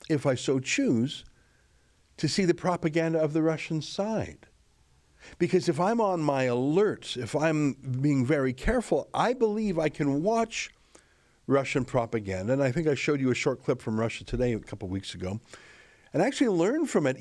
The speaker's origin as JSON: {"language": "English", "country": "Canada", "said": "as a Canadian citizen in the country of Canada"}